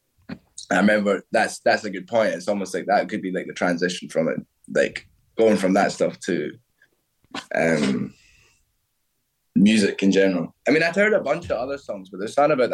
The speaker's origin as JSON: {"language": "English", "town": "Stirling", "region": "Scotland", "country": "United Kingdom", "tie": "born or raised there", "also_born_or_lived": "Edinburgh", "moved": "as an adult", "lives_now": "London, United Kingdom", "said": "Stirling. So that's central Scotland. So it's just in between Glasgow and Edinburgh, a little bit above. Excuse me. I was there till I was 23"}